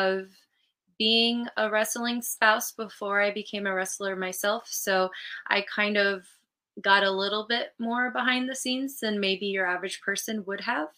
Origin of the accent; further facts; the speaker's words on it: California, United States; moved away; I'm from California originally. It's my home state.